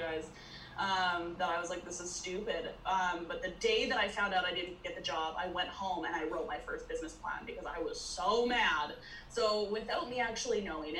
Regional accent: British Columbia, Canada; I'm from British Columbia, Canada

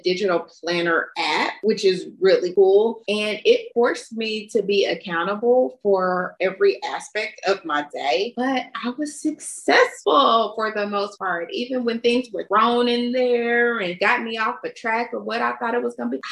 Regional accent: Kentucky, United States; I grew up in Kentucky

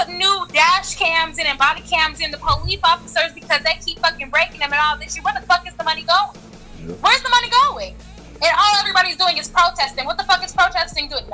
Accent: California, United States; now in Chicago, United States; I'm from California.

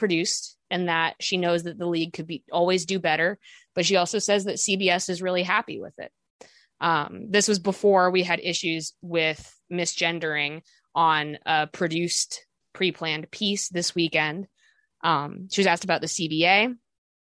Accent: Chicago, Illinois, United States; we're from Chicago

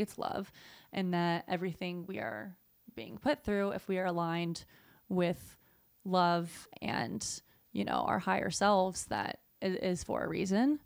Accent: Southeast, United States; moved away as an adult; now in California, United States; I grew up in the Southeast

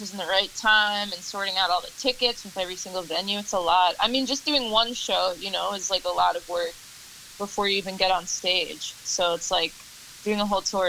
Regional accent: Long Island, New York, United States; accent: Long Island; now in Los Angeles, United States; I live in Los Angeles, but I am from Long Island, so I'm probably going to pick up John's accent

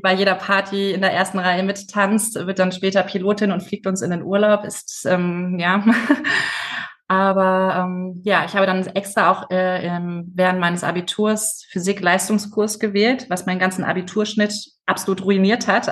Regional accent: Stuttgart area, Baden-Württemberg, Germany; ich bin in der Stuttgarter Ecke aufgewachsen

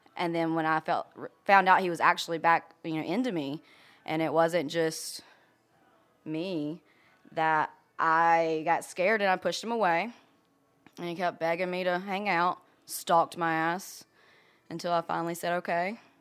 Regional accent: South Georgia, United States; I'm from South Georgia.

